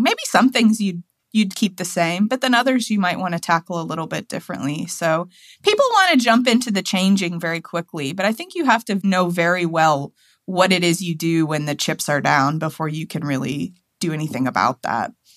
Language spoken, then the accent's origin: English; Tennessee, United States; now in Washington, D.C., United States; I'm from Tennessee, you know, my hometown